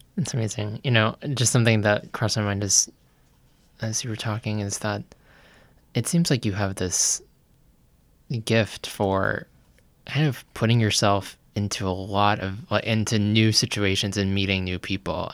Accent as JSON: {"language": "English", "town": "Lynchburg", "region": "Virginia", "country": "United States", "tie": "born or raised there", "moved": "yes", "lives_now": "Nashville, United States", "said": "we grew up in Lynchburg, Virginia"}